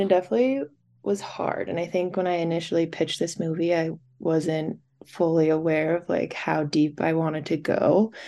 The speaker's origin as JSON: {"language": "English", "town": "Park City", "region": "Utah", "country": "United States", "tie": "born or raised there", "also_born_or_lived": "New Jersey", "said": "I was born in New Jersey, and then we moved to Park City"}